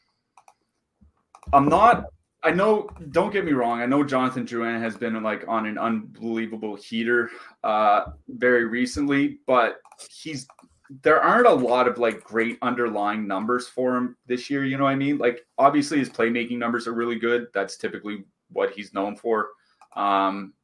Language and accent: English; Canada; being a Canadian citizen